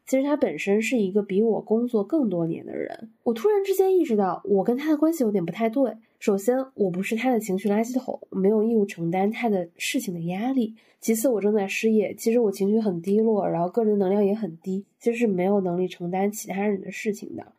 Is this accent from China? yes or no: yes; Northeast China, China; moved away as an adult; also born or lived in Dalian / Shanghai; now in Beijing, China; 我是一个来自东北县级市，双非本科毕业，工作即将八年的一个没有户口的大龄单身北漂